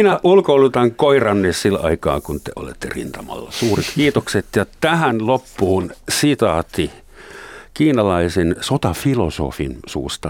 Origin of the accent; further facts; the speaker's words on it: Germany; moved away as an adult; now in Helsinki, Finland; mun isän kotona Länsi-Saksassa